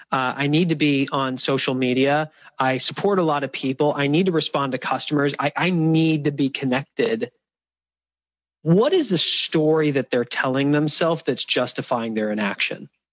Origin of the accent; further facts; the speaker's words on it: San Diego, California, United States; San Diego, my hometown